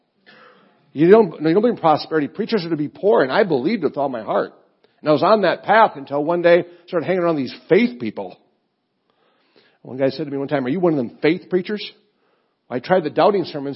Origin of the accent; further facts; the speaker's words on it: Rochester, Minnesota, United States; moved away; also born or lived in Illinois; I'm from Rochester, Minnesota, the home of the Mayo Clinic or the sick people. My dad's a teacher, so we were kind of poor